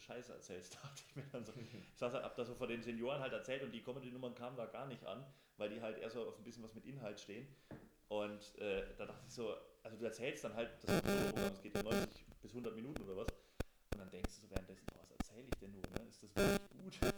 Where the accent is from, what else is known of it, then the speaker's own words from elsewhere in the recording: Thuringia, Germany; auf dem Land bei uns in Thüringen